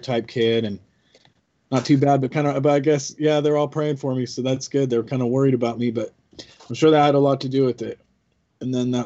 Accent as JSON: {"language": "English", "town": "Albany", "region": "Oregon", "country": "United States", "tie": "born or raised there", "said": "I grew up in Albany, Oregon"}